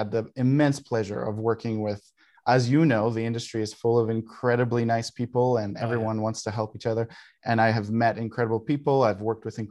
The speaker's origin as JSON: {"language": "English", "country": "Greece", "tie": "born or raised there", "moved": "yes", "lives_now": "Calgary, Canada", "said": "Another Canadian here, even though I grew up in Greece"}